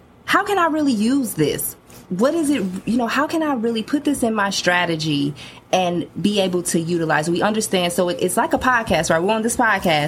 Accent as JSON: {"language": "English", "town": "Chicago", "region": "Illinois", "country": "United States", "tie": "born or raised there", "said": "my hometown of Chicago"}